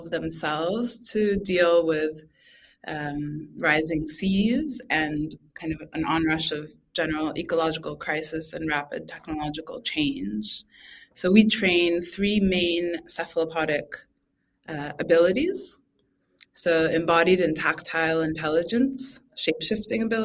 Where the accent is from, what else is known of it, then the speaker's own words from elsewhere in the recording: Boston, Massachusetts, United States; I grew up in Boston